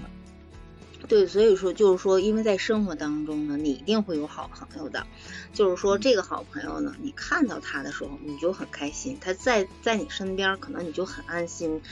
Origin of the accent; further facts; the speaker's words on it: China; 我们中国人